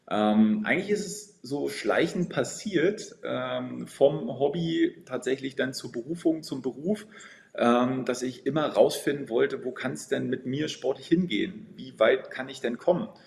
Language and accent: German; Potsdam, Brandenburg, Germany; now in Berlin, Germany; Ich komme gebürtig aus Potsdam, aus äh, der schönen Landeshauptstadt äh